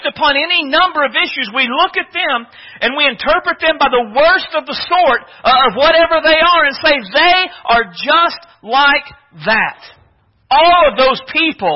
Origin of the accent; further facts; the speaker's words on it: Oklahoma, United States; moved away; I was from Oklahoma